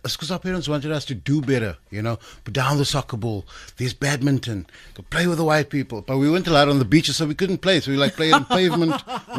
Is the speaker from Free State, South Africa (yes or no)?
yes; Bloemfontein, Free State, South Africa; I'm from Bloom